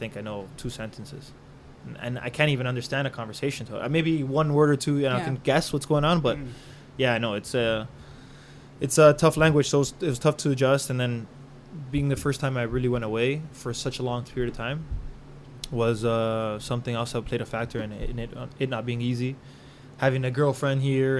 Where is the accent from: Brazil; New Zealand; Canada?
Canada; also born or lived in Colombia; I'm Canadian